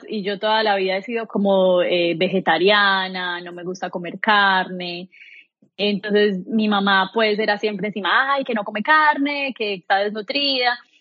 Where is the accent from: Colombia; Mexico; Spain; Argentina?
Colombia; moved away as an adult; now in United States; Soy una mujer colombiana, orgullosamente colombiana, nací y crecí